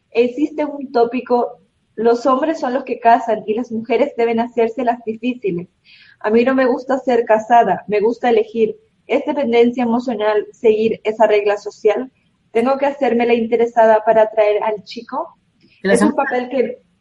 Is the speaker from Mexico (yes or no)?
no; Colombia; Eh, estoy en la oficina donde me dieron permiso para poder escuchar tu conferencia. Soy de Colombia, estoy muy feliz de poder estar de nuevo en tus, charlas